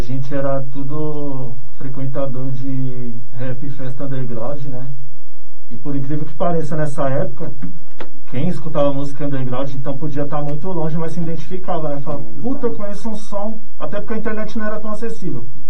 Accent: São Paulo, Brazil; eu sou residente aqui de São Miguel Paulista mesmo, né? Cidade nova. Desde pivete aqui em São Miguel. Nasci aqui mesmo.

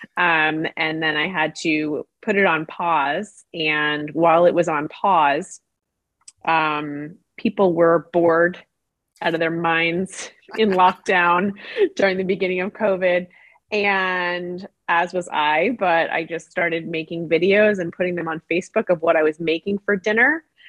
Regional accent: New York City, New York, United States; I grew up in Brooklyn, New York

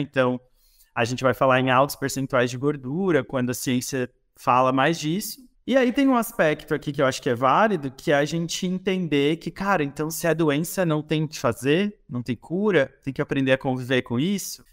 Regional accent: interior of Santa Catarina, Brazil; now in Florianópolis, Brazil; sou do interior de Santa Catarina, mas hoje tenho a minha sede mais fixa, que não é propriamente fixa, é Florianópolis

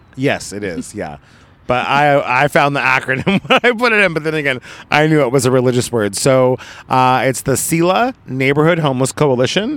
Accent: Oregon, United States; now in Los Angeles, United States; I was grew up in Oregon

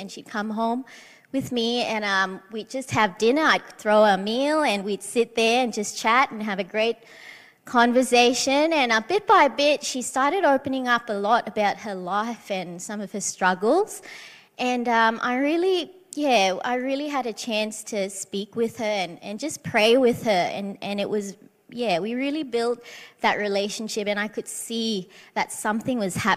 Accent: Malaysia; moved away; I come from Malaysia, but you know, growing up, people would know that we were Christians in a Muslim country

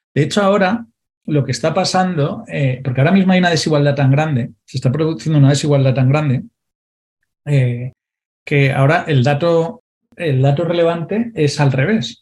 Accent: Valencia, Valencian Community, Spain; yo soy de Valencia, no en el centro de Valencia

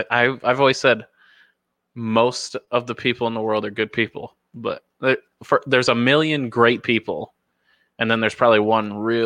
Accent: Dundee, Scotland, United Kingdom; I grew up in Dundee, and people don't think like that in Dundee.

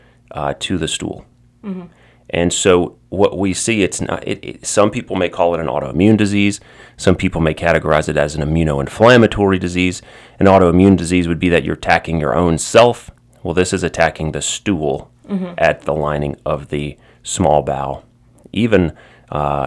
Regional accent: Baton Rouge, Louisiana, United States; also born or lived in New Orleans; I am from Baton Rouge, originally born and raised here

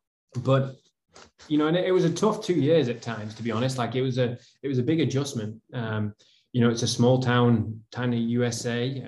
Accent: the north of England, United Kingdom; I mean, I'm from North England.

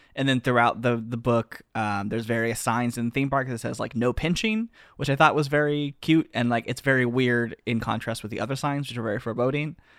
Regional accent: the South, United States; I'm from the South.

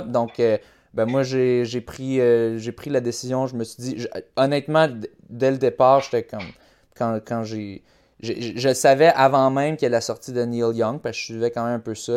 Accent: Quebec, Canada; moi aussi je suis québécois

